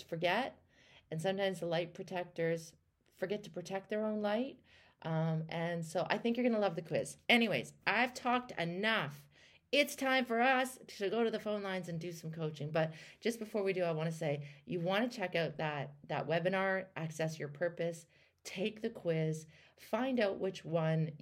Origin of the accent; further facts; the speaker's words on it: Canada; I'm from Canada